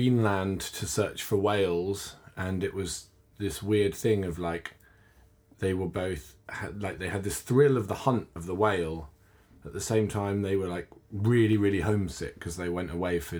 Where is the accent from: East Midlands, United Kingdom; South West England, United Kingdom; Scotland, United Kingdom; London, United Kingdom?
London, United Kingdom; as a Londoner